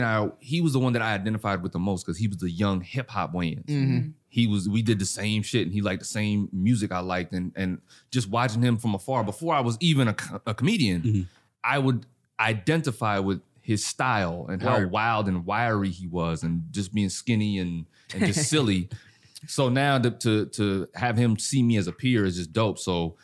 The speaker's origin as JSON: {"language": "English", "town": "Fayetteville", "region": "North Carolina", "country": "United States", "tie": "born or raised there", "also_born_or_lived": "Germany", "said": "So I grew up in Germany and North Carolina, Fayetteville, back and forth. I went to Germany twice. So we'd always come back to Carolina."}